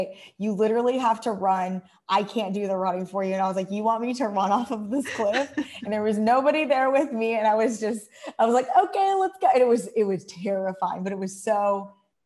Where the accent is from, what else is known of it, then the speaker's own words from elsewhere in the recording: United States; moved away as an adult; also born or lived in Thailand; now in Malaysia; I grew up in the United States